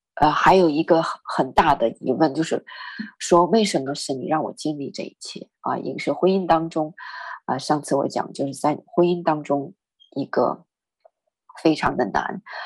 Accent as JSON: {"language": "Chinese", "region": "northern China", "country": "China", "said": "我是北方人"}